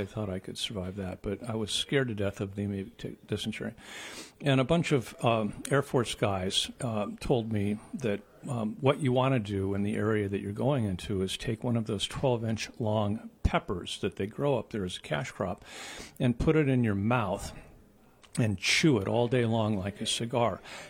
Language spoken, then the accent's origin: English; Midwest, United States; moved away; I'm just from the Midwest, where the spiciest thing we ever had was salt.